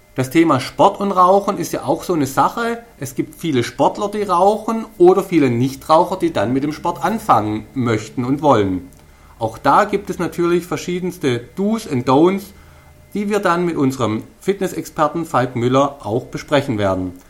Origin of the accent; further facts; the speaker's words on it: Stuttgart area, Baden-Württemberg, Germany; accent: Swabian; ich komme aus dem Stuttgarter Raum und ihr wisst ja, wir Schwaben können alles außer Hochdeutsch